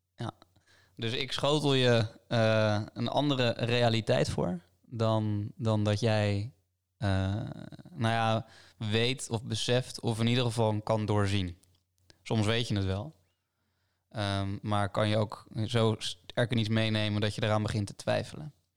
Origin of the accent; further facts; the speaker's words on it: Delft, South Holland, Netherlands; in Delft, waar ik ben opgegroeid